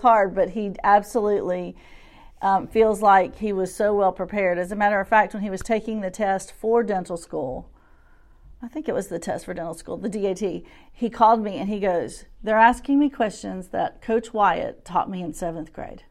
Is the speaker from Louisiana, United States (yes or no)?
yes; Shreveport, Louisiana, United States; moved away as an adult; now in Little Rock, United States; I'm originally from Shreveport, Louisiana, and we moved here around twenty-two years ago